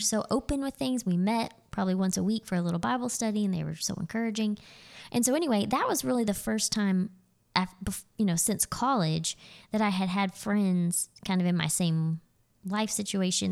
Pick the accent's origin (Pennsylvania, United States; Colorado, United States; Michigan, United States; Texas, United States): Texas, United States; Azle; moved away as an adult; now in Nacogdoches, United States; I grew up in Azle, around the Fort Worth area.